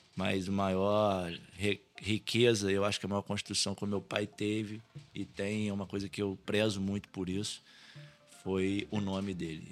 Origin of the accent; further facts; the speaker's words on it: Valença, Brazil; onde eu nasci, onde cresci, vi, vi nascer o bairro